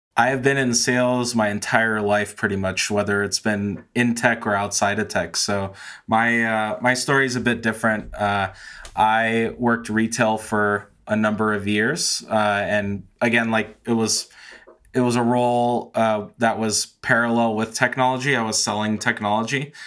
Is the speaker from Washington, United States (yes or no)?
no; San Francisco, California, United States; moved away as an adult; now in Colorado, United States; I grew up in San Francisco, lived there my whole life until last year when I moved with my wife to Colorado